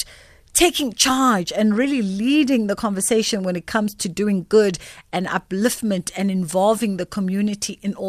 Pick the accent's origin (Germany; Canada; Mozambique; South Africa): South Africa; especially as South African women